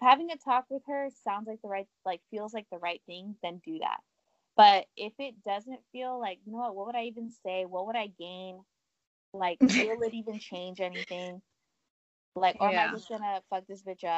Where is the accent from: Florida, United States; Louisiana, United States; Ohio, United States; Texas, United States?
Texas, United States; moved away; also born or lived in California; I grew up in Texas, but I also grew up in Cali